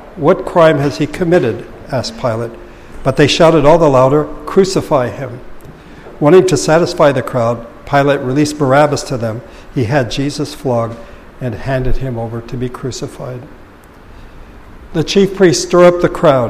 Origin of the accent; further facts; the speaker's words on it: Philippines; moved away; growing up in the Philippines